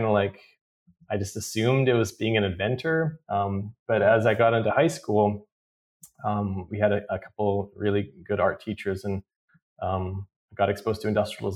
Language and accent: English; Vancouver, British Columbia, Canada; also born or lived in Iran; I grew up in Vancouver. We were recently moved from Iran to Vancouver back in 78.